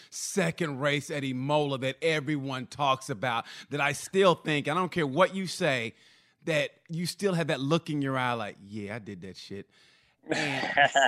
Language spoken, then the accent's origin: English; Oklahoma, United States; moved away; also born or lived in Texas; I lived in Texas and I grew up in Oklahoma